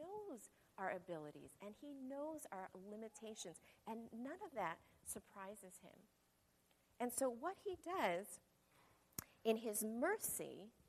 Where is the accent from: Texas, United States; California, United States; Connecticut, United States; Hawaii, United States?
California, United States; Modesto; I was from Modesto